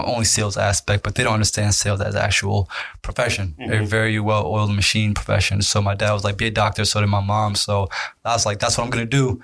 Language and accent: English; Reston, Virginia, United States; also born or lived in Egypt; I'm from Northern Virginia